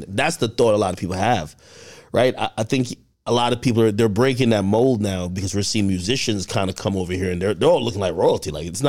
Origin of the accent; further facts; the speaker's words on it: Jamaica; I'm from Jamaica